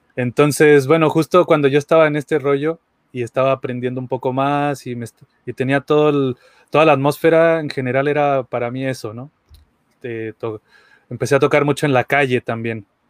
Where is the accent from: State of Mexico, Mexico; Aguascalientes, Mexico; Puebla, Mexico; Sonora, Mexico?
Aguascalientes, Mexico; yo soy de Aguascalientes, México